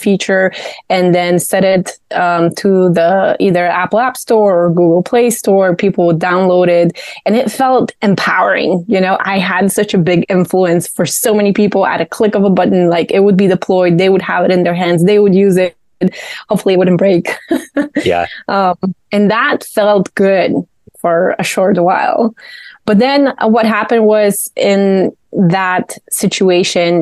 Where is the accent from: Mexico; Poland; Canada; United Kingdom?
Poland; moved away as an adult; now in Charlotte, United States; I was born in Poland. I was raised there. I went to college there